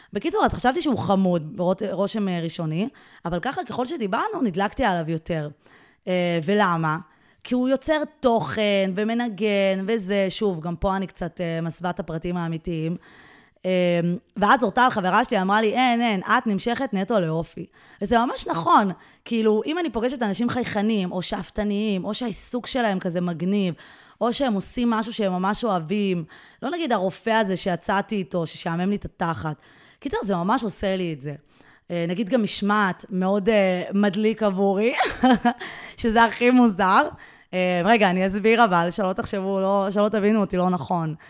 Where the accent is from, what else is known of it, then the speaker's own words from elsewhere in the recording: Israel; אני בעצם כותבת באנגלית, אבל אני ישראלית